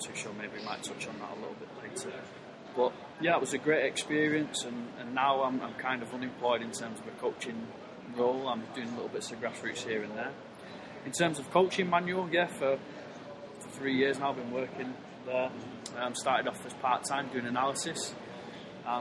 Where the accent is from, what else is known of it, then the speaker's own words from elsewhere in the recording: Oldham, North West England, United Kingdom; originally from Oldham, which is near Manchester. It's a small town. And like every kid, you grow up playing football, as you